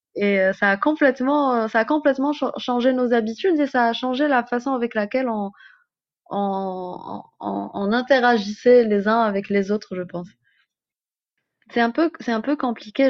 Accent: Algeria; en tant qu'Algérienne

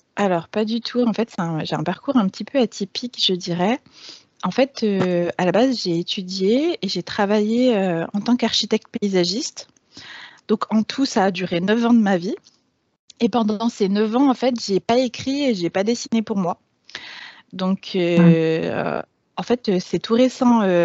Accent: Grenoble, Auvergne-Rhône-Alpes, France; moved away as an adult; Je, suis née et j'ai grandi à Grenoble. J'y ai passé les 20 premières années de ma vie

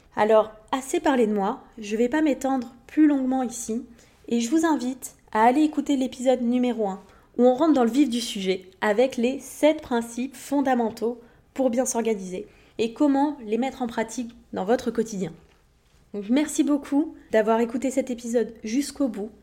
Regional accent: Montpellier, Occitania, France; moved away as an adult; also born or lived in Levallois-Perret / Paris; j'ai passé toute mon enfance, mon adolescence vers Montpellier, dans le sud de la France

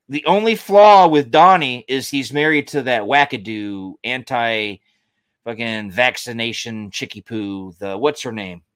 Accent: Georgia, United States; I lived, I grew up in Georgia

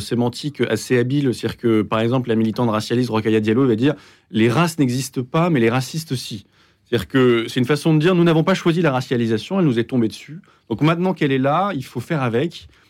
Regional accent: United Kingdom; moved away; also born or lived in London / Exeter; j'ai grandi au Royaume-Uni

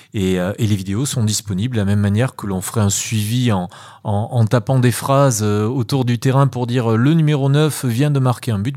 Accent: Nouvelle-Aquitaine, France; moved away as an adult; also born or lived in Paris / Germany; de retour sur, sur ma ville natale depuis, depuis maintenant 5 euh, ans, 6 ans presque

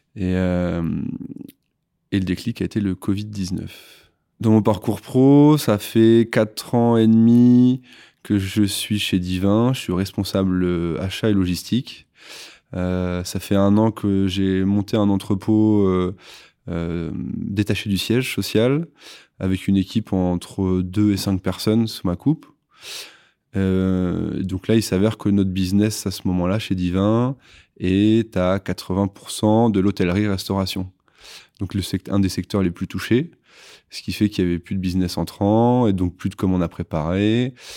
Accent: La Manche, Normandy, France; moved away as an adult; also born or lived in Nantes; je suis originaire de la Manche

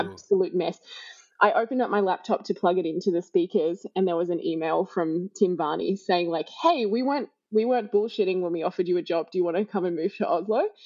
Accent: Australia; moved away as an adult; I'm Australian

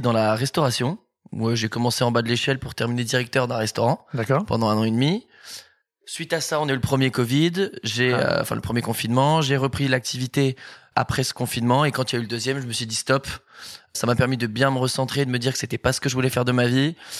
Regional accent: Bordeaux, Nouvelle-Aquitaine, France; moved away as an adult; now in Paris, France; je suis originaire de, Bordeaux déjà. Je suis arrivé sur Paris il y a deux ans maintenant

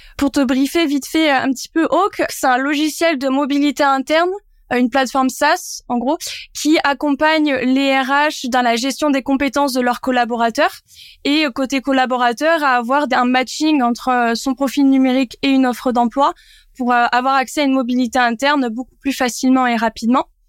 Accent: Landes, Nouvelle-Aquitaine, France; moved away; also born or lived in Bayonne / Bordeaux; je suis landaise pure souche. Euh, je viens d'un petit village à côté de Cabreton, donc euh, j'ai grandi dans les Landes

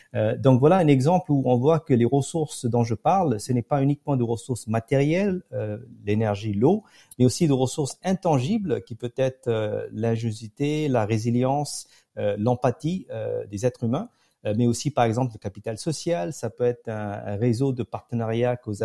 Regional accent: Pondicherry, Puducherry, India; moved away; also born or lived in France / United States; j'ai grandi à Pondichéry, euh, un ancien comptoir mhm. français dans le sud de l'Inde

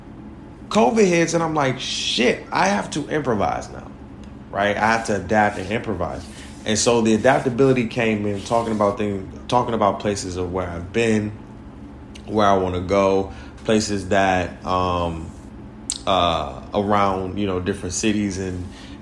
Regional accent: Detroit, Michigan, United States; also born or lived in Orlando, Florida / Brooklyn, New York / East Harlem, New York; now in New York, United States; Detroit is my hometown

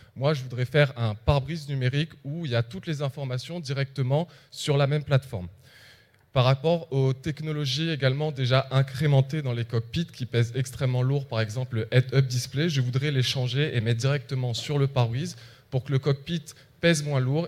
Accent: Réunion; moved away as an adult; also born or lived in metropolitan France; now in France; je viens de l'île de la Réunion. Ça fait 4 ans que je suis en métropole

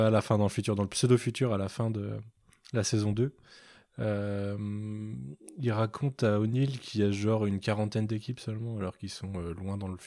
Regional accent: Canada; c'est parce que je suis canadien, c'était la blague de, Sliders euh, à l'époque.

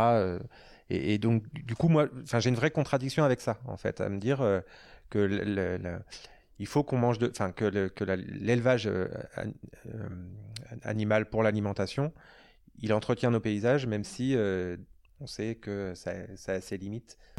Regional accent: Normandy, France; also born or lived in Bordeaux; now in Lyon, France; Moi je viens de l'Ouest, je suis normand, j'ai vécu à Bordeaux longtemps

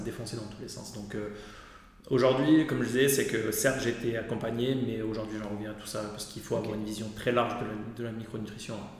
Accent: Aix-en-Provence, Provence-Alpes-Côte d'Azur, France; je suis d'Aix-en-Provence

